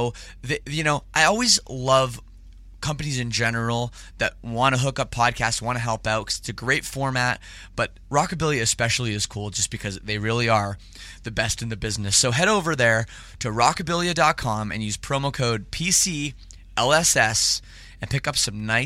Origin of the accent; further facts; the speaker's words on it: Canada; I'm from Canada